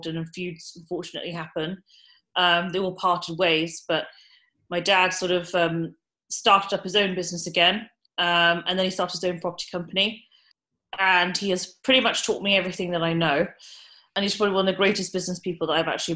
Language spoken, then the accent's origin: English; Wiltshire, South West England, United Kingdom; also born or lived in Basildon / Bath / Kingston; I grew up in Wiltshire, born in Basildon